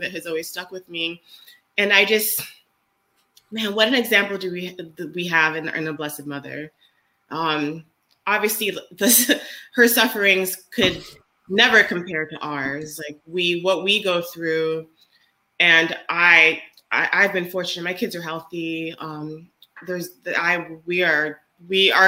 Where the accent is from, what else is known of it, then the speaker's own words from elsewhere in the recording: United States; being an American